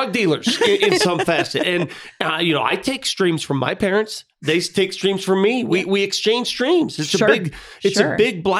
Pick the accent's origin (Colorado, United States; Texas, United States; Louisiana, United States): Colorado, United States; Denver; as a Denver native, I can't believe it.